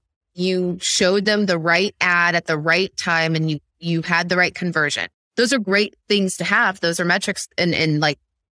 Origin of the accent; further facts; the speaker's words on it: Midwest, United States; So I grew up in the Midwest where MLMs are a thing.